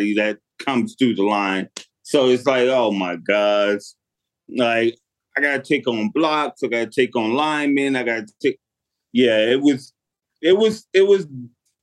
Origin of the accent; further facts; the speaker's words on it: Stone Mountain, Georgia, United States; moved away; I grew up in the Stone Mountain area. I went to Stevenson High School in Georgia.